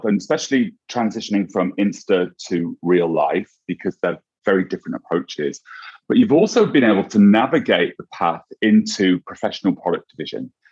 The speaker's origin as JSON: {"language": "English", "region": "England", "country": "United Kingdom", "moved": "yes", "lives_now": "United States", "said": "I'm English and I speak way too fast"}